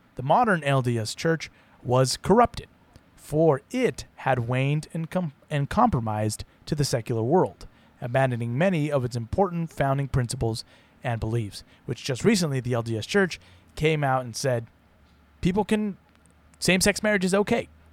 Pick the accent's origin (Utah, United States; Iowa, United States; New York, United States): Utah, United States; My home state is, of course, Utah